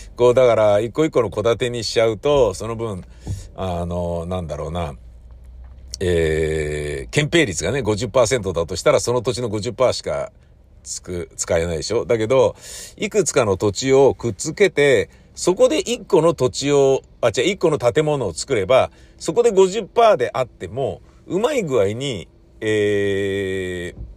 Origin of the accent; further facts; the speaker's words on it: Tokyo, Japan; 自分が生まれ育った家